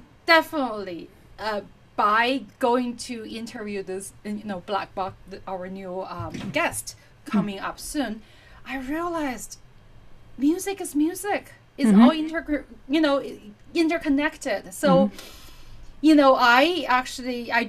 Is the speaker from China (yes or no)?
yes; China; also born or lived in Kansas, United States; now in United States; growing up in Asia, in China especially, that I did study classical music since I was three